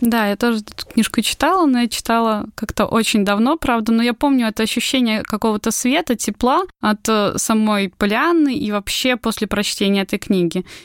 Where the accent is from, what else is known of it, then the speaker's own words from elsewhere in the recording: Belarus; moved away as an adult; now in Georgia; мы приехали из Беларуси